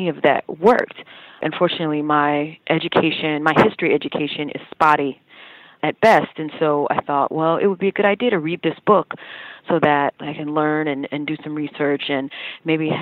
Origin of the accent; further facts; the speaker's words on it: Mississippi, United States; I grew up in the South, and I grew up in Mississippi